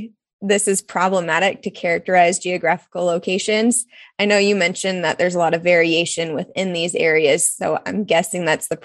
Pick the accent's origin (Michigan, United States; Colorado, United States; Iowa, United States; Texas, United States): Iowa, United States; Des Moines; moved away; I'm originally from Iowa, and so a lot of those like horror movies tend to occur in the Midwest. And I'm from Des Moines area, which is the capital